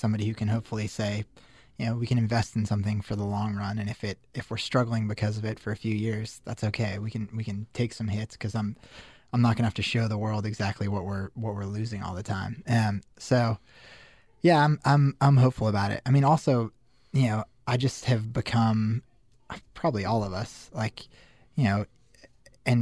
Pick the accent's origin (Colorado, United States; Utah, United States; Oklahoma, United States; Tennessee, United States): Colorado, United States; Denver; moved away as an adult; also born or lived in Syracuse; I grew up in Denver.